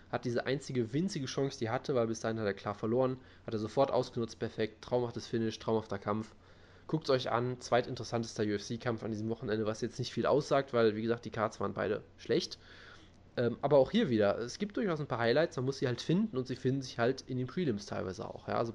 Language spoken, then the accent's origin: German; Brazil; ich bin Brasilianer, der Typ macht ständig Brasilien-Kicks.